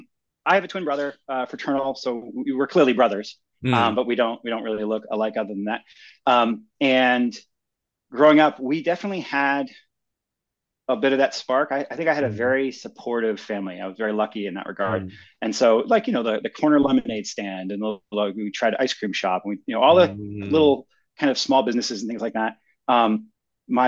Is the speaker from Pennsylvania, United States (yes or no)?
yes; Philadelphia, Pennsylvania, United States; I grew up in Philadelphia, in the Northeast